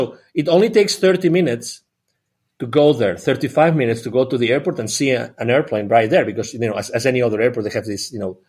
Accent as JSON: {"language": "English", "town": "Barcelona", "region": "Catalonia", "country": "Spain", "also_born_or_lived": "8 countries", "said": "Well, I'm originally from Barcelona in Spain, close to Barcelona in Spain. I've lived in 8 different countries."}